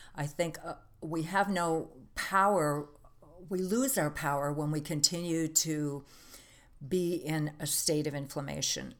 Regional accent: Green Bay, Wisconsin, United States; I grew up in Green Bay, Wisconsin

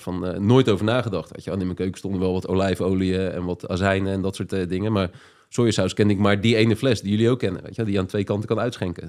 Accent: Papendrecht, South Holland, Netherlands; moved away as an adult; also born or lived in Amsterdam; Ik kwam uit Papendrecht en ging naar Amsterdam

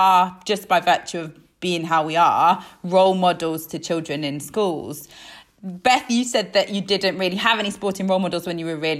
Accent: Isle of Man; I'm from the Isle of Man. The Isle of Man's like a really sporty place.

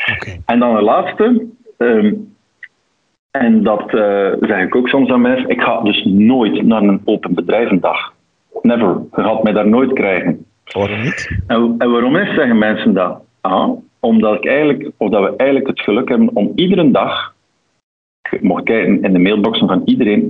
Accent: Antwerp, Flanders, Belgium; accent: Antwerp; van opleiding mijn TW in Antwerpen. Eh, zo klinkt ook mijn accent.

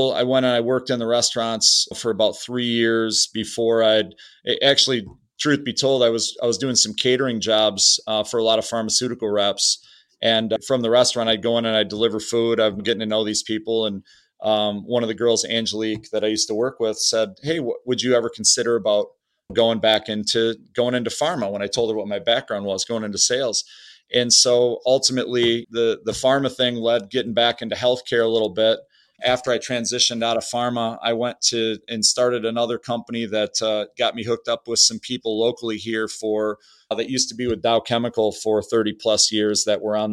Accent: Au Gres, Michigan, United States; I grew up in Augray, Michigan, which is about an hour north of Bay City

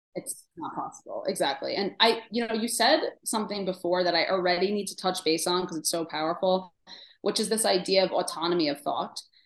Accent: New York City, New York, United States; I grew up in Queens

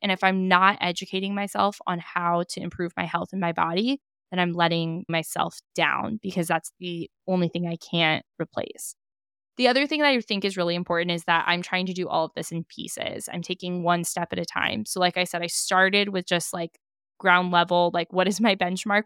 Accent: Napa, California, United States; growing up in Napa, being in Napa

